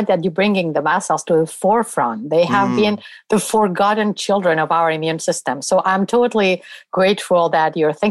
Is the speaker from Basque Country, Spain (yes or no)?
no; Barcelona, Catalonia, Spain; moved away as an adult; now in United States; I trained in Barcelona, my hometown, and I did my medical career there